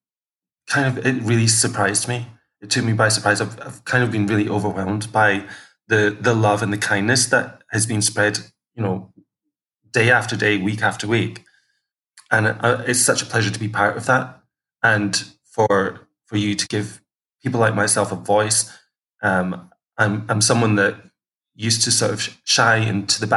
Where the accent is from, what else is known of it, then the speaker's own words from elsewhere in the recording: Kirkcaldy, Scotland, United Kingdom; moved away as an adult; also born or lived in Manchester; I was born in a town called Kirkcaldy in Fife, where I grew up with three other siblings.